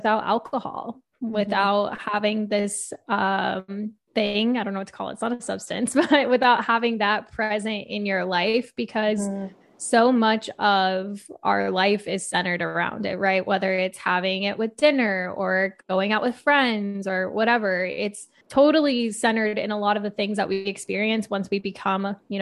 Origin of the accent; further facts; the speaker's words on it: Arizona, United States; I was born and raised in Arizona